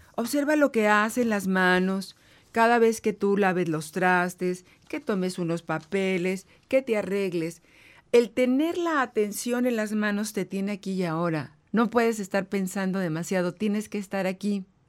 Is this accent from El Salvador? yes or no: no; northern Mexico, Mexico; soy norteña también